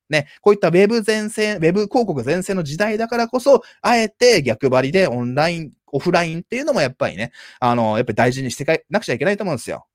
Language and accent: Japanese; Japan; 全然普通の日本人と変わんないんですけども、まあ、日本人の中ではね、英語うまい方だと思いますけども